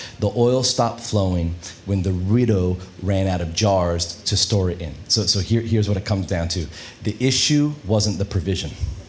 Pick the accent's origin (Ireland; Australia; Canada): Australia; And I'm Australian. Accent, I know it's a bit weird. I put it on because Kate likes the American accent. I got her, so I win. But we're Aussie, but we went to the U.S.